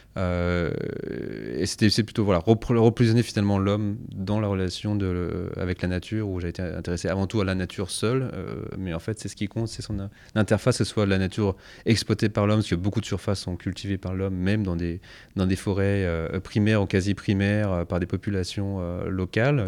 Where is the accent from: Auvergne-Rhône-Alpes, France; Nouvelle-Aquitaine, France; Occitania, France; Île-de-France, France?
Auvergne-Rhône-Alpes, France; Savoie; also born or lived in Paris; né à Paris, mais grandi en Savoie